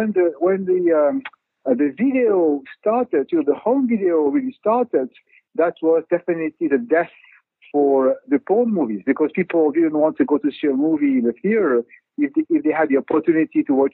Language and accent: English; Paris, Île-de-France, France; I grew up in Paris